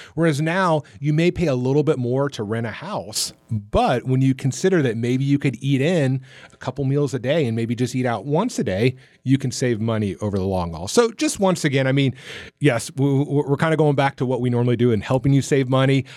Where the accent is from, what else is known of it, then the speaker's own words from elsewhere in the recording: Florida, United States; now in Atlanta, United States; growing up in Florida